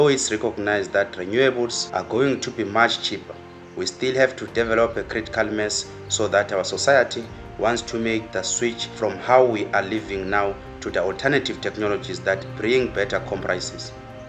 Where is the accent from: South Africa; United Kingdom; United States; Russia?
South Africa; I am from South Africa